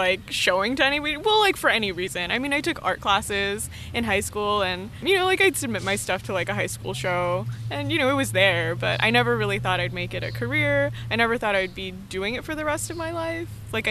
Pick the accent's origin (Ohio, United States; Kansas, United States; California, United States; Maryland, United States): California, United States; Los Angeles; also born or lived in Australia; I'm like an LA native, so I grew up in the San Fernando Valley